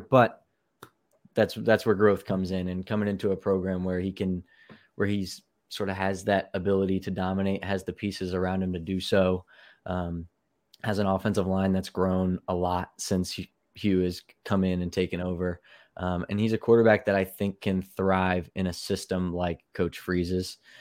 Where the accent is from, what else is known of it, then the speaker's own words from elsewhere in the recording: Louisville, Kentucky, United States; I'm from Louisville